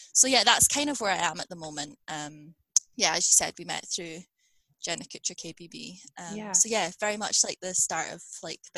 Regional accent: Scotland, United Kingdom; accent: Scottish; sometimes people in Scotland don't think I sound particularly Scottish, but my accent is Scottish, so or like Scottish British, because I have moved around within the UK.

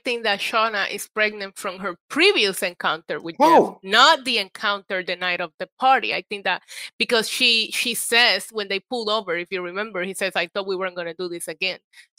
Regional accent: Puerto Rico; also born or lived in New York; I grew up in Puerto Rico

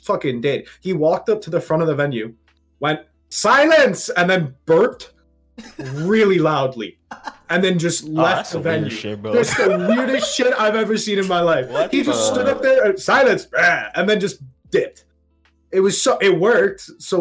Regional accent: Toronto, Ontario, Canada; moved away as an adult; now in London, United Kingdom; So I'm normally from Toronto. I'm in London right now for uni

